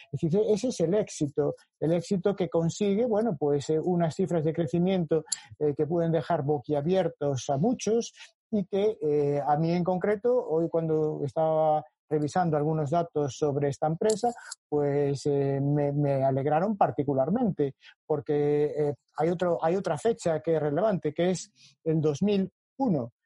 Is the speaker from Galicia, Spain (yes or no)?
yes; A Coruña, Galicia, Spain; A Coruña es mi, ciudad. Eh, eh, nací en Coruña y soy profesor en su universidad